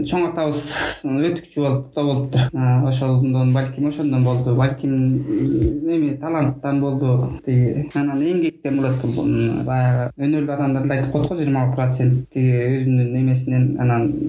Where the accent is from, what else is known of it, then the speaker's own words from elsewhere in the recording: Kulanak, Naryn Region, Kyrgyzstan; also born or lived in Yakutia, Russia / Astana, Kazakhstan; куланак айылында туулуп өскөм айылда бир миң тогуз жүз жетимиш тогузунчу жылы төрөлгөн